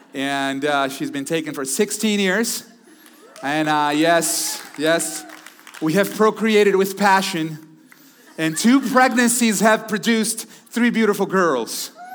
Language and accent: English; Brazil; also born or lived in Houston, Texas, United States; now in Connecticut, United States; Originally, I was born in Brazil, but lived in Texas for quite some time